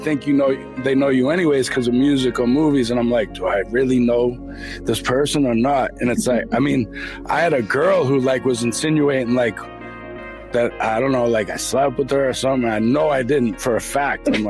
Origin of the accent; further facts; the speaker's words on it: Boston, Massachusetts, United States; I'm from Boston, Dorchester originally. I moved around a lot all over the city as a kid